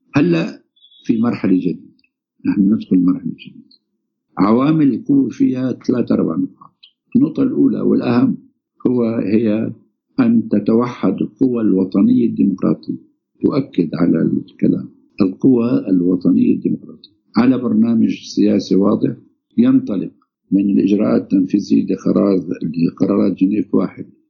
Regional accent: Syria; نحن عندنا بسوريا

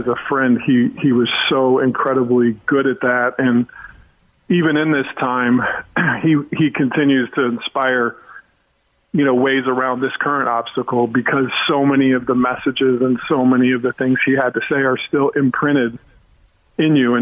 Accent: Chicago, Illinois, United States; now in Los Angeles, United States; I'm from Chicago

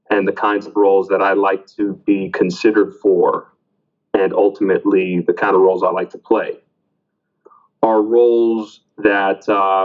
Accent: Miami, Florida, United States; both of my parents are Cuban. I was born in Miami, Florida

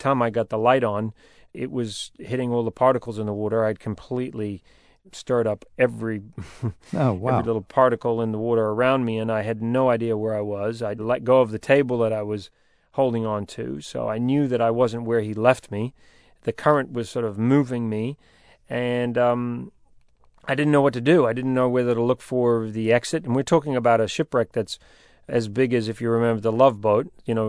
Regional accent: New Zealand; accent: New Zealand; I'm a New Zealander. My accent has changed a little bit, but I've spent my life living around the world, and so my accent is pretty mixed up. But when I was going for Survivor, I had a very New Zealand accent

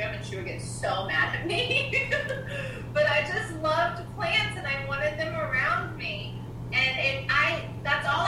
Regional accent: North Georgia, United States; moved away; North Georgia where I grew up

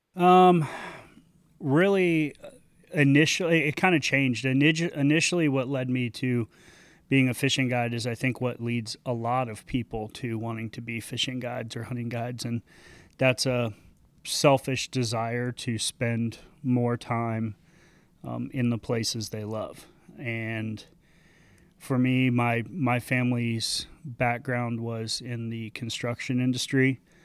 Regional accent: Sanibel, Florida, United States; grew up, uh, on a, on a little island off the coast of Southwest Florida called Sanibel.

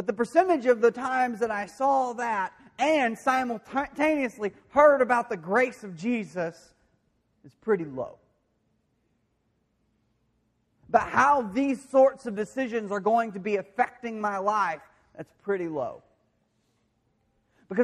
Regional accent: De Queen, Arkansas, United States; I grew up in the Churches of Christ. And I didn't just go to one. I did go to one mainly, the one in Dequeen there

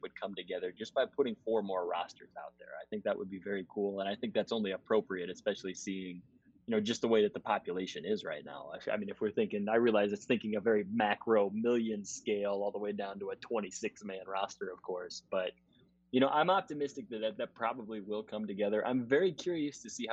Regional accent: Denver, Colorado, United States; growing up in Denver

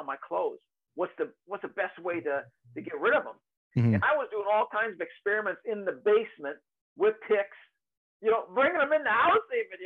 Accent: Michigan, United States; also born or lived in Upper Peninsula, Michigan; I live in Michigan. Okay. Michigan is a big state. I was born in Upper Michigan, and then we moved way down state.

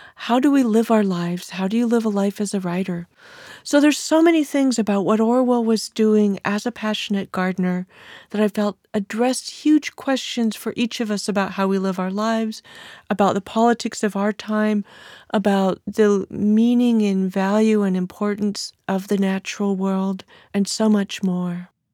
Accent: California, United States; accent: California; my female California voice

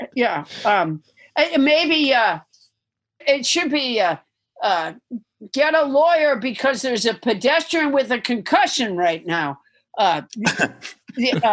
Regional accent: Massachusetts, United States; I'm from Massachusetts

